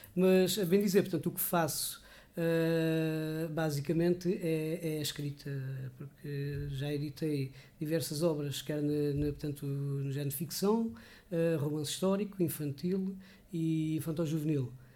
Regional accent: Rio de Moinhos, Alentejo, Portugal; sou de Rio de Moinhos

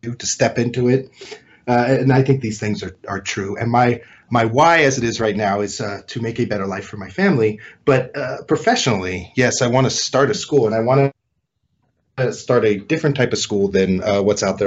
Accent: California, United States; also born or lived in Colorado / China; I was born and raised here in California

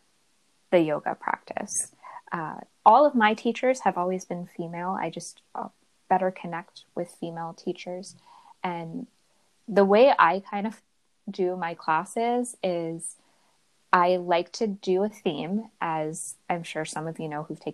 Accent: New York City, New York, United States; moved away; I'm from New York City originally

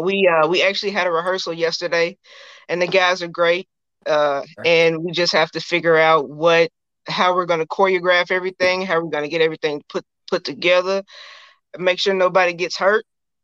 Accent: Memphis, Tennessee, United States; now in Nashville, United States; I am originally from Memphis. I live in Nashville now.

